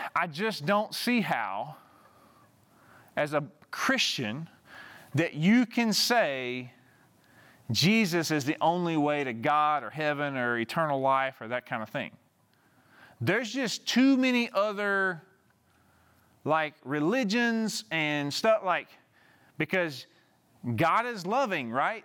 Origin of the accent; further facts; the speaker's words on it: Southeast Arkansas, United States; moved away; my hometown, like, at a small town, uh, that I grew up in, in Southeast Arkansas